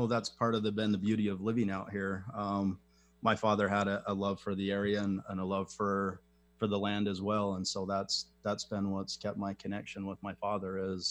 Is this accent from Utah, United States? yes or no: yes; Utah, United States; my background is I was raised here in Utah by a traditional Utah family, raised in the Mormon culture and the Mormon religion.